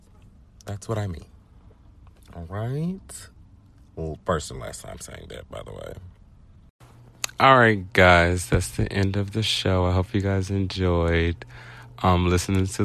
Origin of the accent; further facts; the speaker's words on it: United States; I'm from South Park.